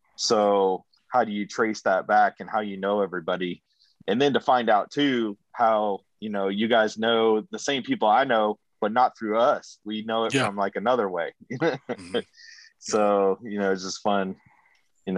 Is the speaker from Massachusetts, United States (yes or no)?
yes; Foxborough, Massachusetts, United States; moved away as an adult; also born or lived in upstate New York / Rexburg, Idaho; I'm from upstate New York and Massachusetts, and I grew up most of my early years in Foxborough